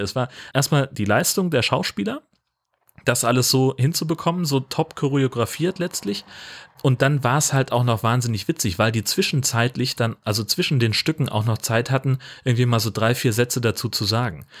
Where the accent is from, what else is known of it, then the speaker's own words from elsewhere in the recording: Hesse, Germany; moved away; in, in Hessen, da wo ich aufgewachsen bin